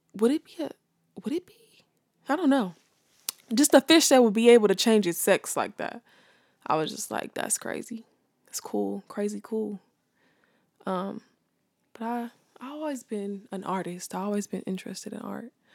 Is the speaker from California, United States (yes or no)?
yes; Los Angeles, California, United States; I'm from South Central California. Um, born and raised